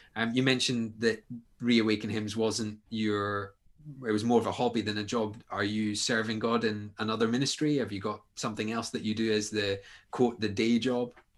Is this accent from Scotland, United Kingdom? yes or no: yes; Scotland, United Kingdom; you're talking to Scotsmen here